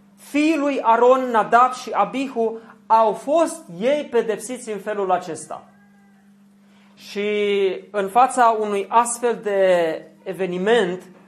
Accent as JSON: {"language": "Romanian", "town": "Zalău", "region": "Sălaj County", "country": "Romania", "tie": "born or raised there", "said": "Eu am crescut la Zalău, lângă Oradia"}